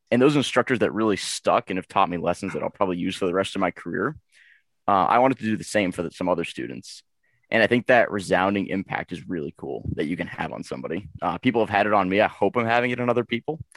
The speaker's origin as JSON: {"language": "English", "town": "Boston", "region": "Massachusetts", "country": "United States", "said": "I'm from Boston, Massachusetts."}